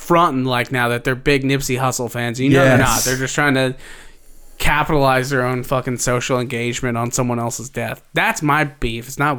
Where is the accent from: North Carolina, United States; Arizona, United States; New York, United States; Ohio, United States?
Ohio, United States; Cincinnati; You know where I grew up outside of Cincinnati, Ohio. Some weird people out there in the country, dude.